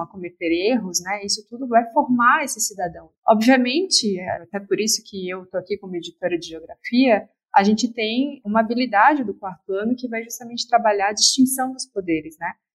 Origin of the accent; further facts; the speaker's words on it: Florianópolis, Santa Catarina, Brazil; eu sou de Florianópolis